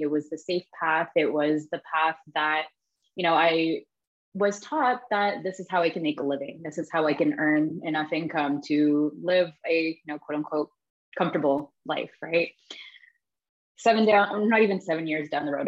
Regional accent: Toronto, Ontario, Canada; now in Barcelona, Spain; I'm originally from Toronto, Canada, but I'm currently living in Barcelona with my husband and my four year old daughter

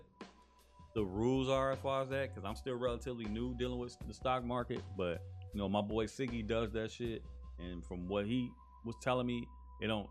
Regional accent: Chicago, Illinois, United States; I'm from Chicago

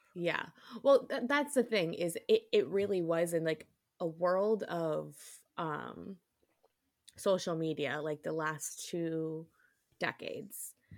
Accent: New York, United States; I am from New York

